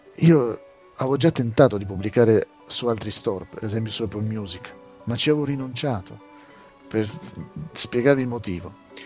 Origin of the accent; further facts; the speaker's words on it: Italy; in Italia, mio paese natio, paese in cui vivo